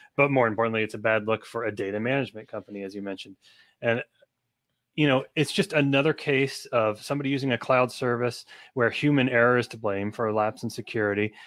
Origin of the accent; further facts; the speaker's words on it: United States; I'm an American citizen